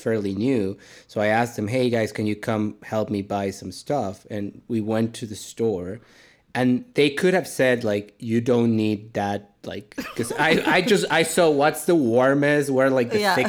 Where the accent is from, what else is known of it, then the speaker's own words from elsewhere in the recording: Mexico City, Mexico; So I grew up in Mexico City, so it's neither very hot or very warm. It's kind of like a balmy 19 degrees on like an average every day.